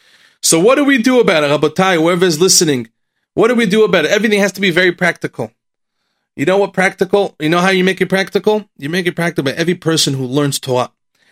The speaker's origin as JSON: {"language": "English", "town": "Lakewood", "region": "New Jersey", "country": "United States", "tie": "born or raised there", "said": "the Rosh Yeshivot that I grew up in Lakewood, they never talked about the Holocaust"}